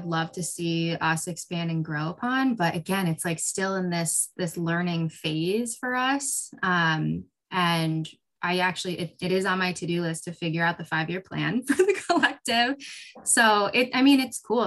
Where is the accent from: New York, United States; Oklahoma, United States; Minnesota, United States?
New York, United States; upstate; also born or lived in South Korea; I am from South Korea originally, and I came to the United States when I was 3 months old and grew up in upstate New York